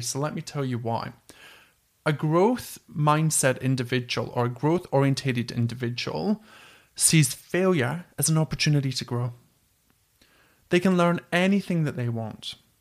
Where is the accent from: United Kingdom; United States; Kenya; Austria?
United Kingdom; Scotland; accent: Scottish; my dodgy Scottish accent